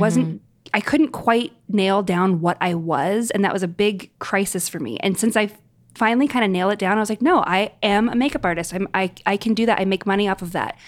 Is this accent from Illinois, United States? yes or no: no; New York, United States; as a New Yorker